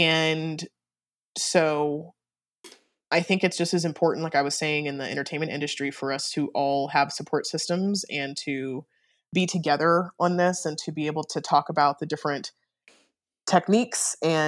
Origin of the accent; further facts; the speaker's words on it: Germany; born there; So I was born in Germany. Both of my parents were in the military, and both of my parents were in the army.